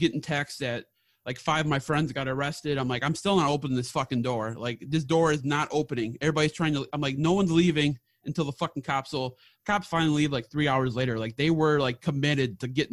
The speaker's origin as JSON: {"language": "English", "town": "Milwaukee", "region": "Wisconsin", "country": "United States", "tie": "born or raised there", "said": "I was raised in Milwaukee area"}